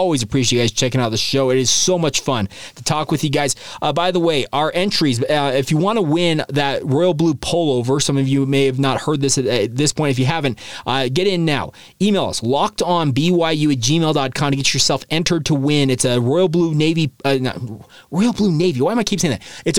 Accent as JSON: {"language": "English", "town": "Bancroft", "region": "Idaho", "country": "United States", "tie": "born or raised there", "said": "Bancroft, Idaho is like the birthplace of where I'm from. My grandpa grew up in Bancroft. He's a dairy farmer up there."}